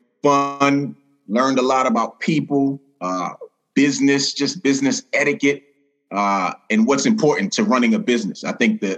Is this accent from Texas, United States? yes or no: no; New York City, New York, United States; moved away; also born or lived in Queens, New York / Massachusetts; born and raised in New York City, Brooklyn, New York, spent some time in Queens, New York